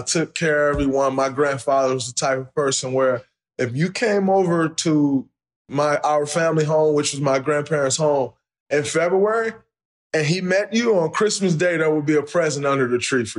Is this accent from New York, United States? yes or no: no; Saginaw, Michigan, United States; I grew up in Saginaw, Michigan